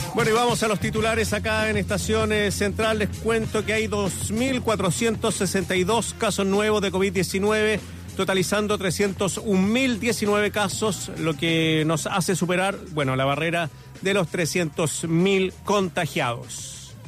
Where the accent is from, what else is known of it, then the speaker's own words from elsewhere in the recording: Santiago, Santiago Metropolitan Region, Chile; recuerdo cuando chico esos arcoíris acá en Santiago